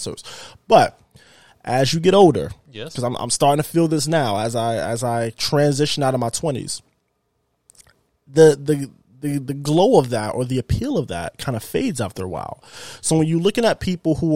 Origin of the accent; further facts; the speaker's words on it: Florida, United States; now in Houston, United States; I'm from Florida